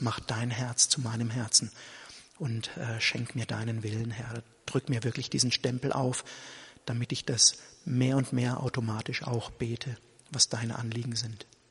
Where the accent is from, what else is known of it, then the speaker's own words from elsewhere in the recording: Germany; Ich bin halt in diesem Land Deutscher und ich identifiziere mich damit auch, mit dem deutschen Volk und mit der deutschen Nation.